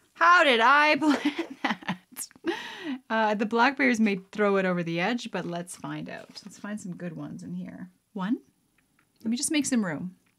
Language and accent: English; Canada; I'm a Canadian gal helping my Canadian pals